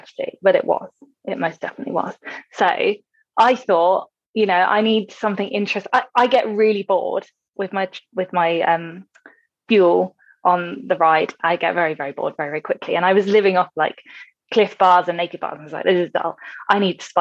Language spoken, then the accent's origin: English; England, United Kingdom; we're English.